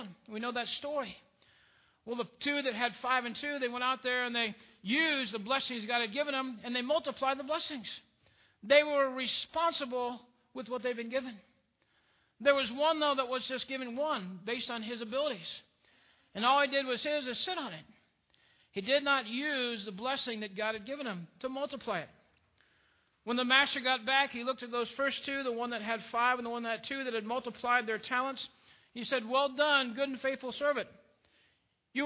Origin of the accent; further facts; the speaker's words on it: United States; I am not American because of my ancestry